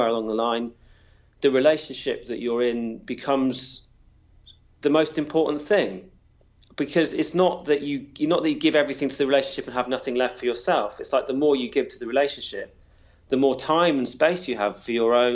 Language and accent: English; Wales, United Kingdom; I'm Welsh